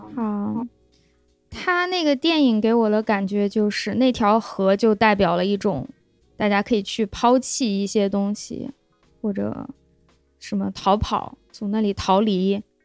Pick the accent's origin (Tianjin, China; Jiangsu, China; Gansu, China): Gansu, China; Lanzhou; 我们兰州人都知道一个都市传说